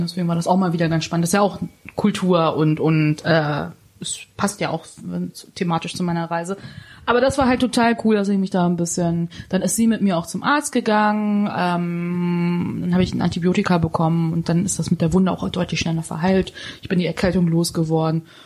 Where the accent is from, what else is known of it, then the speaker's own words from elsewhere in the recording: Hanover, Lower Saxony, Germany; bei uns in Hannover